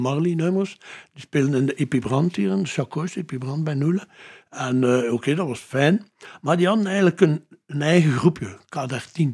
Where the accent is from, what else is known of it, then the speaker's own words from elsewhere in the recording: Ghent, Flanders, Belgium; Gent, eigenlijk Mario Kerken gewoond. Met de ouders, maar ben geboren in Gent.